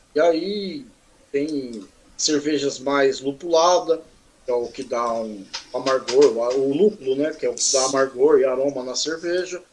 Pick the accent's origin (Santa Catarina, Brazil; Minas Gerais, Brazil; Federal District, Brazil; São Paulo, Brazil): São Paulo, Brazil; Mogi das Cruzes; sou natural daqui de, da cidade vizinha aqui, Mogi das Cruzes